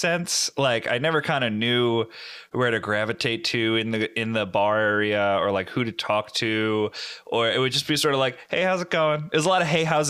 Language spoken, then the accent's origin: English; Connecticut, United States; moved away; where I grew up in Connecticut